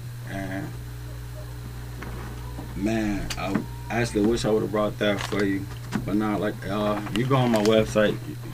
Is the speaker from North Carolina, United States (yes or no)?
yes; North Carolina, United States; also born or lived in Texas; North Carolina. You know what I'm saying? Shit, my hometown.